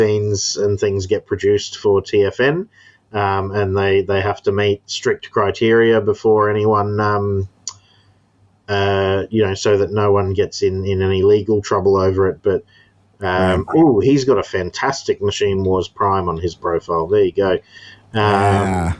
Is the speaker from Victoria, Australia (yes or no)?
no; Townsville, Queensland, Australia; the place I live is called Townsville